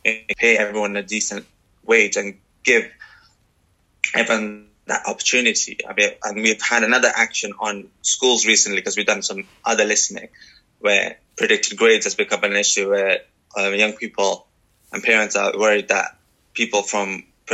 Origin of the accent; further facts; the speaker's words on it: Sri Lanka; now in Wales, United Kingdom; I'm from Sri Lanka